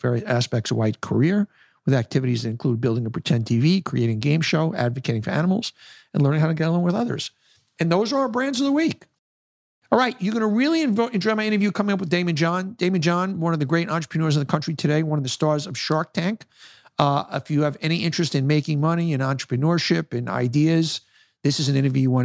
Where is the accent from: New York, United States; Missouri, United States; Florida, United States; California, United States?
New York, United States; New York City; I grew up in Hollis Hills. I grew up on 212th Street